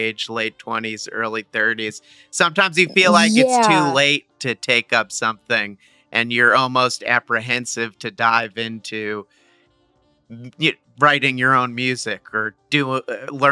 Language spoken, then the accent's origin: English; Verona, New Jersey, United States; I'm from Verona originally